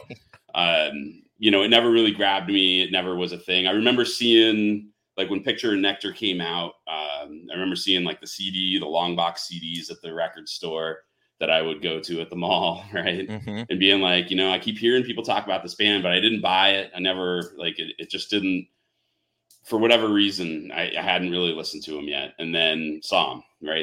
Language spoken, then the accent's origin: English; New Jersey, United States; I grew up in New Jersey